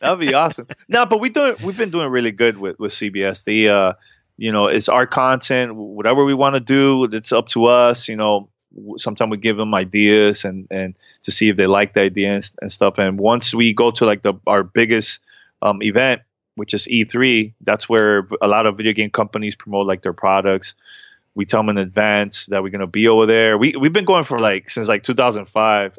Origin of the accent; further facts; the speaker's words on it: New York City, New York, United States; now in Miami, United States; I grew up in New York City.